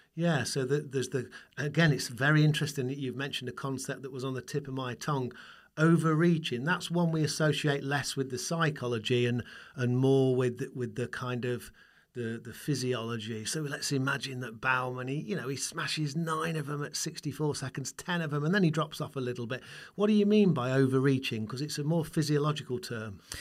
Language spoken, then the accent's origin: English; Burton upon Trent, West Midlands, United Kingdom; my hometown, where beer comes from, where Marmite comes from, where Burton Albion comes from. That is, of course, Burton on Trent